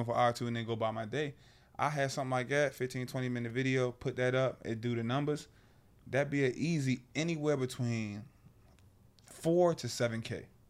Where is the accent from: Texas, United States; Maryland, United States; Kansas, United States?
Maryland, United States; Annapolis; moved away as an adult; born and raised in Annapolis, Maryland